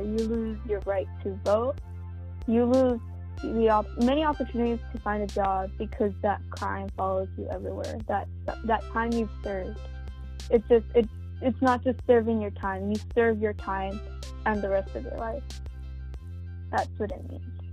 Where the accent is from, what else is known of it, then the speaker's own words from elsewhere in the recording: United States; an American citizen